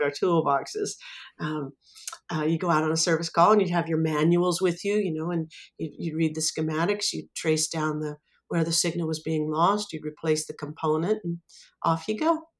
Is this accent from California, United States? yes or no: yes; Anaheim, California, United States; I was born and raised in Anaheim, California